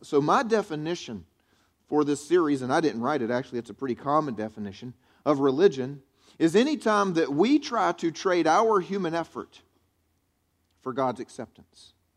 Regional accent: the South, United States; I grew up here in the South, and that's the way I was raised

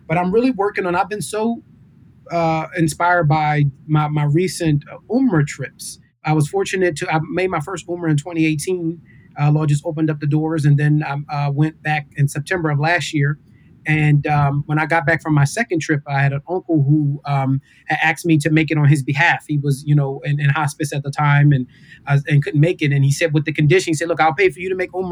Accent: Philadelphia, Pennsylvania, United States; growing up in Philadelphia, this was like the place kind of outside of our two Eids where the Muslims would kind of come together

